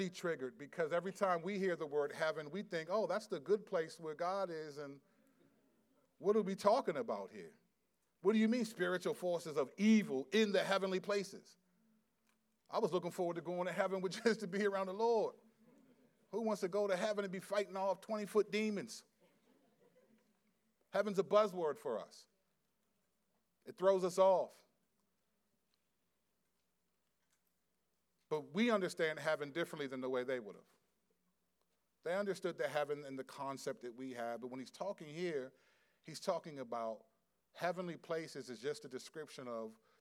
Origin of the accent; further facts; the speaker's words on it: United States; we're American